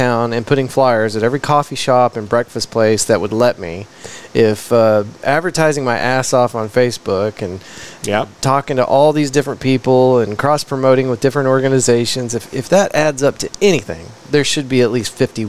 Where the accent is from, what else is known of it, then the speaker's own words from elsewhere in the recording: United States; but I'm such an American